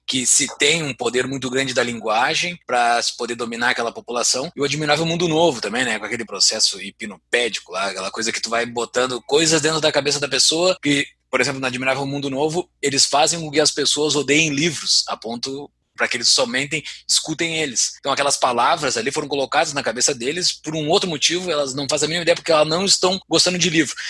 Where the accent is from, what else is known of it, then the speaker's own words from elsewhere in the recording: Rio Grande do Sul, Brazil; moved away; Eu tô tomando meu chimarrão, diz que eu sou gaúcho, mesmo morando em Mordor